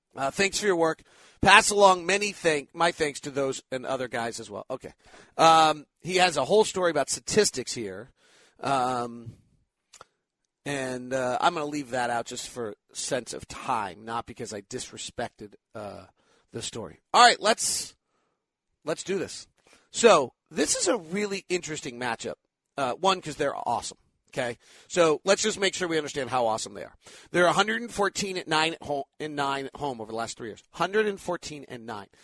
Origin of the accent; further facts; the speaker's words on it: Menlo Park, California, United States; Menlo Park, which is exactly where I grew up